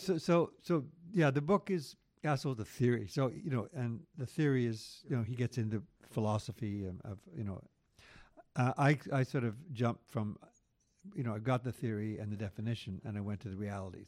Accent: Quebec, Canada; growing up in Quebec through that Quiet Revolution

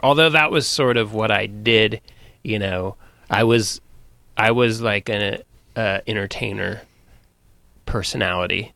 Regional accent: Sonoma, California, United States; I'm from Sonoma, from the wine country

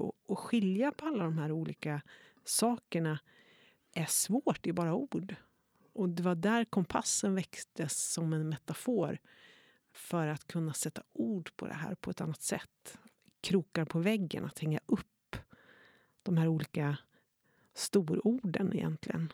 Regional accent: Norrland, Sweden; moved away; jag är norrlänning, men det är ju inte sant. Jag har inte bott i Norrland på 30 år

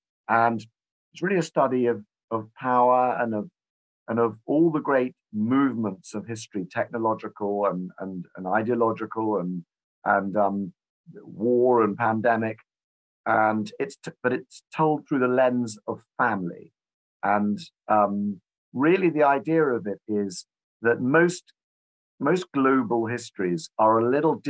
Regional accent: United Kingdom; I'm a British historian

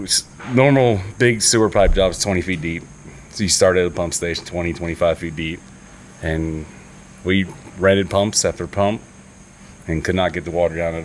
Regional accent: Miami, Florida, United States; moved away as an adult; also born or lived in Naples, Florida; now in North Carolina, United States; I was born in Miami, Florida

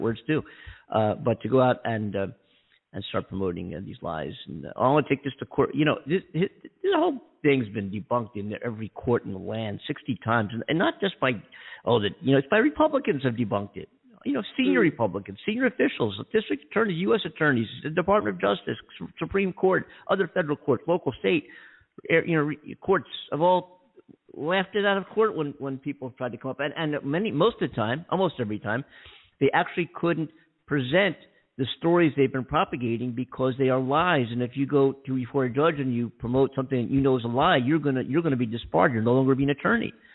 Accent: Philadelphia, Pennsylvania, United States; now in Los Angeles, United States; I think in Pennsylvania or Philadelphia, in my hometown

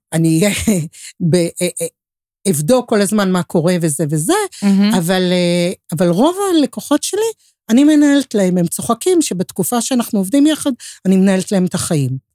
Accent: Tel Aviv, Tel Aviv District, Israel; אני תל אביבית, זו ההוויה שלי, כל חיי

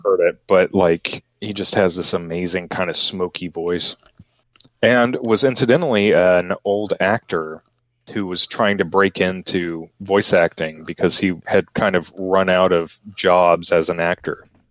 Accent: Texas, United States; I'm from Texas

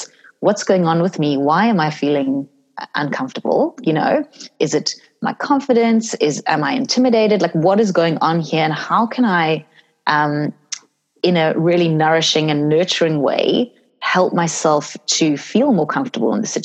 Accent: South Africa; I grew up in South Africa

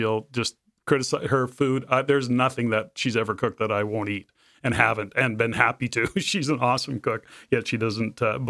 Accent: Canada; living in the Lower Mainland / Fraser Valley and the rain, and we're Canadian, so we complain about weather

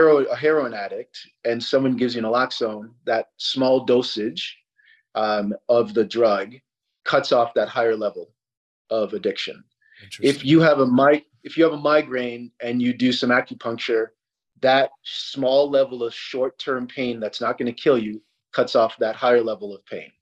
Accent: Sierra Leone; moved away; I'm from Africa. I'm from Sierra Leone, which is on the equator

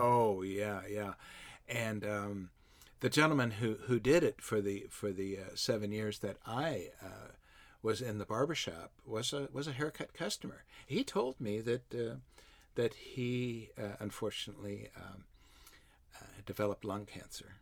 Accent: Ellis, Kansas, United States; moved away; also born or lived in Walt Disney World, Florida; my hometown in West Central Kansas

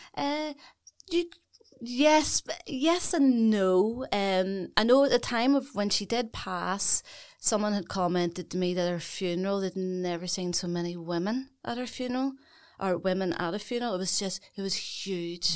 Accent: Belfast, Northern Ireland, United Kingdom; I'm Belfast born and bred

